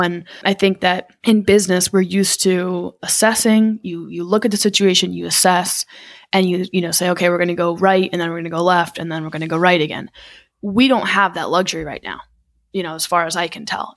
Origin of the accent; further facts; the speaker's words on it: Connecticut, United States; also born or lived in Manhattan, New York; I'm from Connecticut